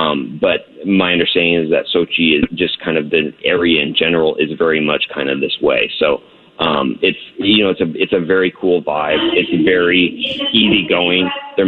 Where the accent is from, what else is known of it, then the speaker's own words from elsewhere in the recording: United States; I'm from the U.S.